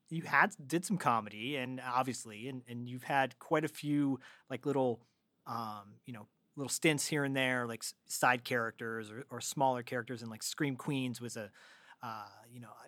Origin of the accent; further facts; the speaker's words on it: Florida, United States; moved away as an adult; I'm originally from Florida.